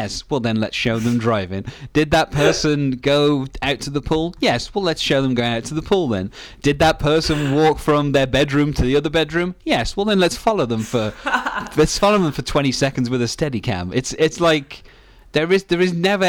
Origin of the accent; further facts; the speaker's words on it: United Kingdom; Being British